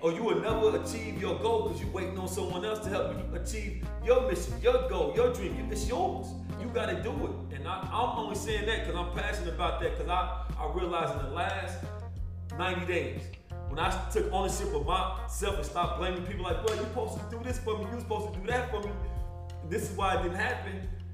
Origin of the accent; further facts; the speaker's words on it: Paris, Kentucky, United States; I'm from Paris, Kentucky